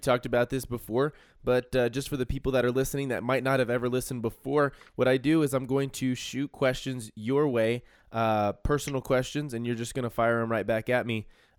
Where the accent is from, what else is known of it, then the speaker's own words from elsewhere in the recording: New Mexico, United States; I'm from New Mexico